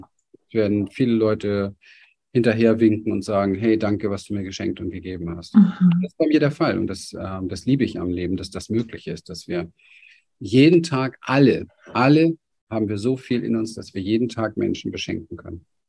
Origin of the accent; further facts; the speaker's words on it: Berlin, Germany; ich bin in Berlin an der Mauer aufgewachsen, in einem sehr armen Viertel.